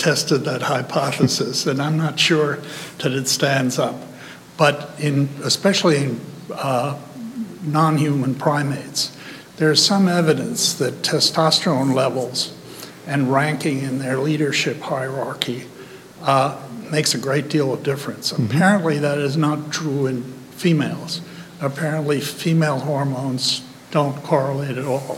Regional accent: Germany; moved away; I grew up in Germany under Hitler in the 1930s

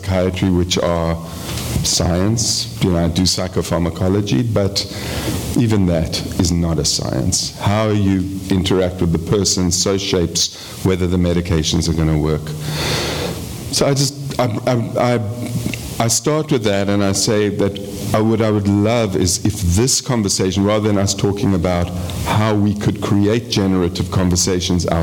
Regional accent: South Africa; moved away as an adult; also born or lived in England; I grew up in South Africa

